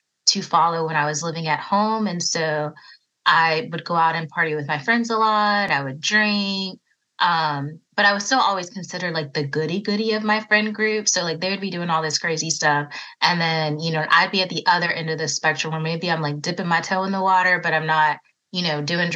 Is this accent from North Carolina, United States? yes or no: yes; Raleigh, North Carolina, United States; also born or lived in Virginia; I was born in Virginia, but I grew up in Raleigh, North Carolina, so I haven't ventured too far away from home